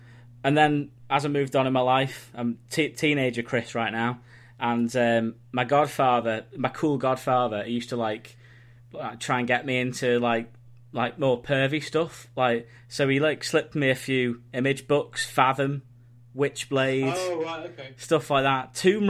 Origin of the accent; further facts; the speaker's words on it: Southport, North West England, United Kingdom; my hometown of Southport